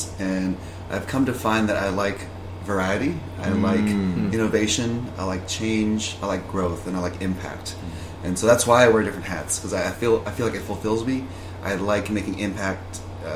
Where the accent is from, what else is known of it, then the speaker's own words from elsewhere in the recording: Indonesia; also born or lived in Thailand; now in California, United States; even though I was born in Thailand and grew up in Indonesia